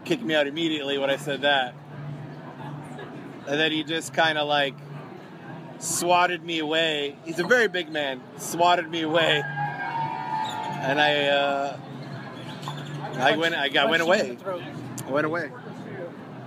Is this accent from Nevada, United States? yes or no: yes; Las Vegas, Nevada, United States; I'm from Vegas